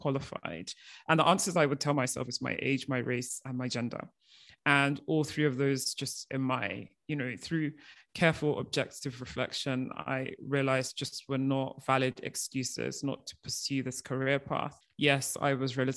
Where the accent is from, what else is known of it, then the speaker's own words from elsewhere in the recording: Nigeria; moved away as an adult; also born or lived in United Kingdom; I am of Nigerian origin, and the year I was born, my parents started off our family business.